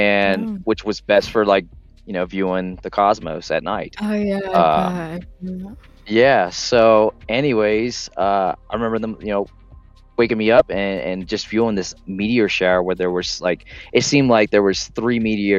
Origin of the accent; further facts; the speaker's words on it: Southern Alabama, United States; also born or lived in New Orleans, Louisiana; Moved to Southern Alabama